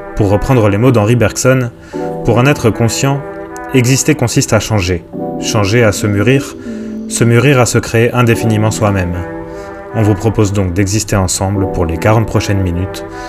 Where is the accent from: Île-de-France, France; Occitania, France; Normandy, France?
Occitania, France; Montpellier; moved away as an adult; also born or lived in Paris; now in Montpellier, France; je suis originaire de Montpellier